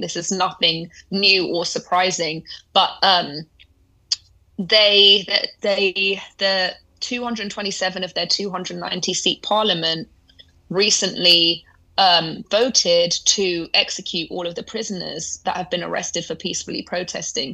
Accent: London, United Kingdom; they eventually left Iran, came to London. That's where I was born.

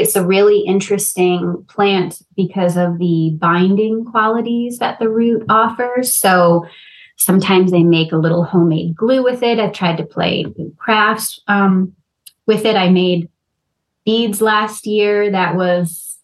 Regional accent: Rhode Island, United States; moved away; growing up in Rhode Island, not right by the ocean, but being near the ocean

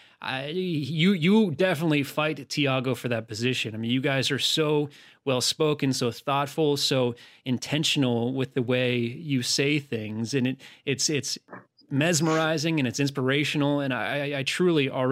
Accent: United States; I'm American

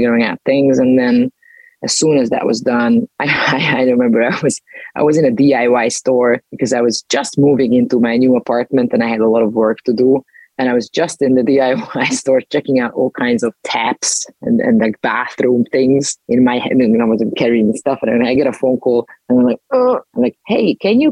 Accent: Budapest, Hungary; in Budapest, my hometown, because I'm Hungarian

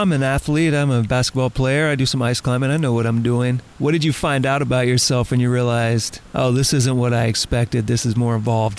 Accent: Louisiana, United States; I grew up in Louisiana.

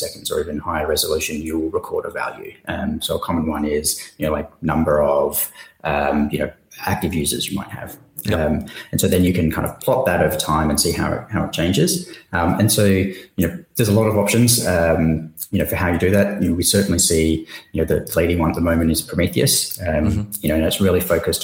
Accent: Perth, Western Australia, Australia; moved away as an adult; also born or lived in Singapore; since then, I've kind of just headed south down to Perth. So same time zone as Singapore. But this is where I'm originally from

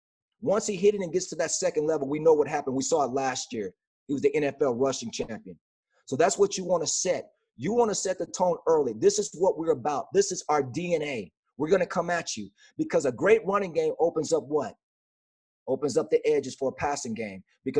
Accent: Garland, Texas, United States; he is a Dallas guy just like me. He's from DeSoto. I'm from Garland. We basically grew up about 30 minutes together.

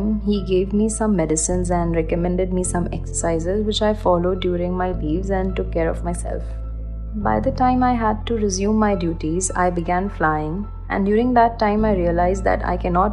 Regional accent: Kalyan, Maharashtra, India; moved away as an adult; also born or lived in Middle East; I'm from Kalyan, Thane, and I was a flight attendant based in Middle East

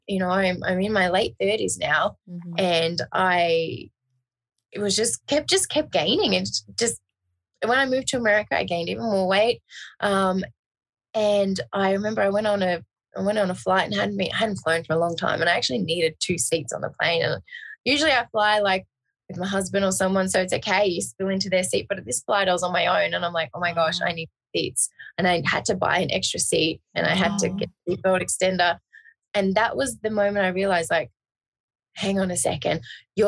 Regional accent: Australia; now in Las Vegas, United States; because I'm originally obviously from Australia

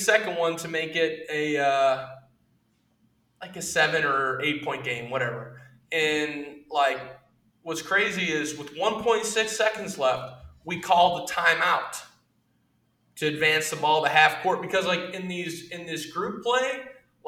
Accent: United States; as an American

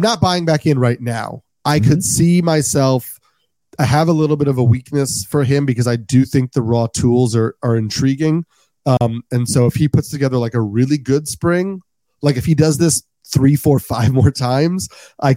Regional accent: New York, United States; I'm a New Yorker

